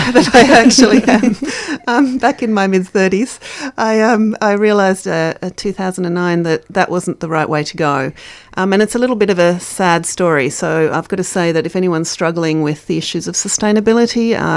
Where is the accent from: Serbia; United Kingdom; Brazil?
Brazil; also born or lived in South Africa; now in Australia; I was born in South Africa. I grew up in Brazil, moved to Australia in 82 from Dutch parents.